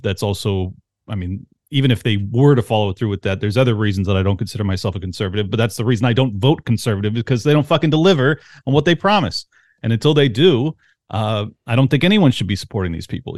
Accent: San Diego, California, United States; I grew up in San Diego

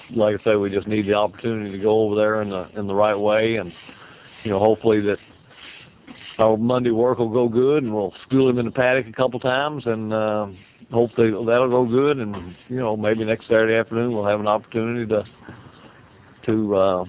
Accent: Kentucky, United States; And I am from Kentucky, so I know what my old Kentucky home is and what it means.

